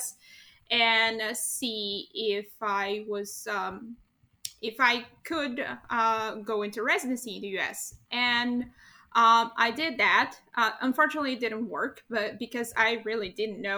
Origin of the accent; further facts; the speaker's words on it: Brazil; moved away as an adult; also born or lived in Niterói, Brazil / Rio de Janeiro, Brazil; I am originally from Brazil